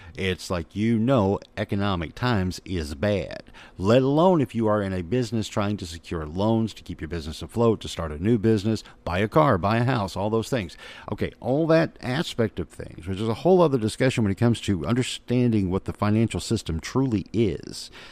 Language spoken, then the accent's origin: English; Little Rock, Arkansas, United States; I'm a kid that grew up in Little Rock, Arkansas